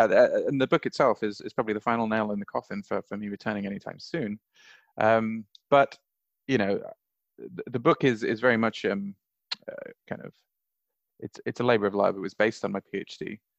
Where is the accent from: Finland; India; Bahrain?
Bahrain; also born or lived in Saudi Arabia; I grew up in Bahrain and Saudi Arabia. I lived there as a child and a teenager. So for me, it's the place that I feel that I belong.